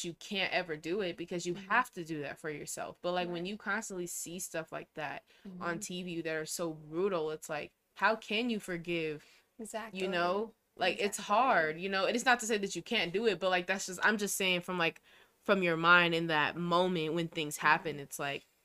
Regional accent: Denver, Colorado, United States; I was born at the Denver Hospital

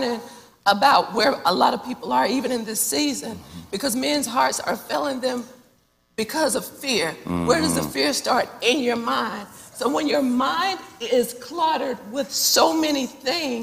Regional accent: North Carolina, United States; also born or lived in Missouri; But I moved back to Charlotte. Of course, we're from North Carolina. Moved back to Charlotte from the University of Missouri

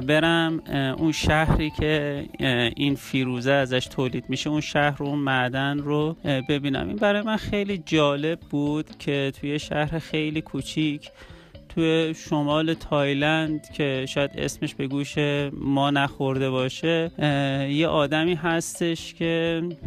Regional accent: Iran; گفت کجایی هستی گفتم که من اهل ایرانم

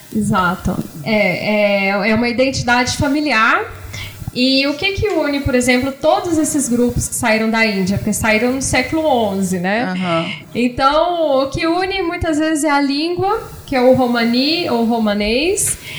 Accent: Goiânia, Goiás, Brazil; moved away as an adult; also born or lived in São Paulo / France; now in Argentina; eu sou de Goiânia e eu fui estudar em São Paulo

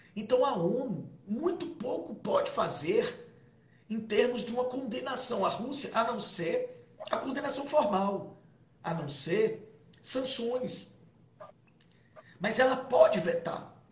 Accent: Fortaleza, Ceará, Brazil; Fortaleza, a gente é de Fortaleza

